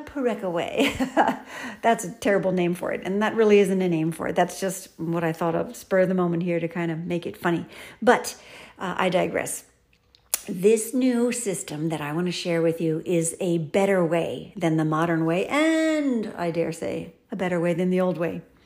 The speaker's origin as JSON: {"language": "English", "town": "Philadelphia", "region": "Pennsylvania", "country": "United States", "tie": "born or raised there", "said": "I was born in Philadelphia"}